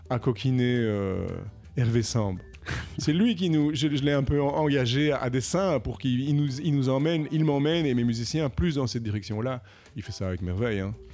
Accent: Paris, Île-de-France, France; franchement, en tant qu'Européen, euh, probablement en tant que Parisien, il y a quand même des sérieuses, mesdames et messieurs, sérieuses questions à se poser.

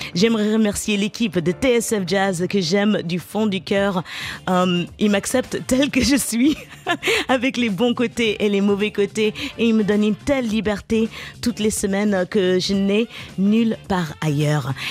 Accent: Garges-lès-Gonesse, Île-de-France, France; j'ai grandi à Garges-les-Gonesses, en banlieue parisienne

